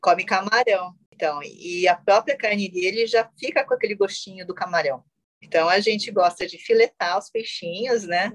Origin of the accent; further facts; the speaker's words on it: Brazil; eu fui criada totalmente na cultura ocidental. Eu sou brasileira, sou brasileira terceira geração